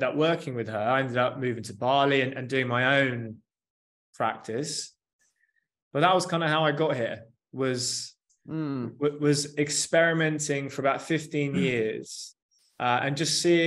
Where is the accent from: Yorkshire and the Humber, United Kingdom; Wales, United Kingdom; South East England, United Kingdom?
South East England, United Kingdom; Surrey; also born or lived in Australia; I'm a lad from Surrey in England